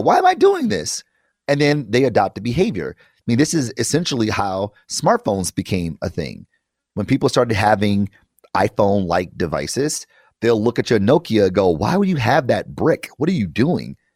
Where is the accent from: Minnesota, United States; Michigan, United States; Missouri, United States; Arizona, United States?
Michigan, United States; Detroit; I am from Detroit, and I did grow up in public schools my entire life